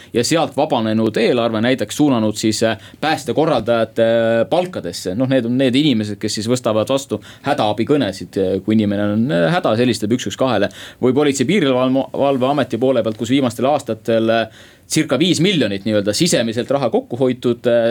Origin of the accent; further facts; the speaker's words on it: Saue Parish, Harju County, Estonia; Saue vald.